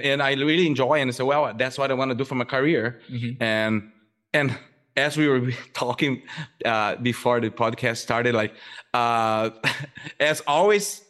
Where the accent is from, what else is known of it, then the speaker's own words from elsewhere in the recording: southern Brazil, Brazil; English is a second language; moved away as an adult; now in United States; I'm originally from Brazil. I grew up in a very agricultural area in southern Brazil.